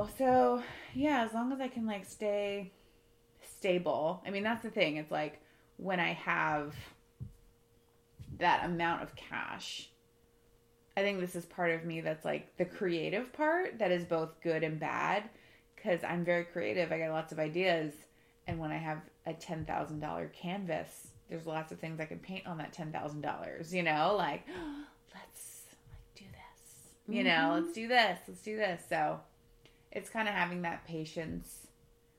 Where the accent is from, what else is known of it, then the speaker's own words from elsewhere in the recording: Florida, United States; moved away as an adult; I grew up in Florida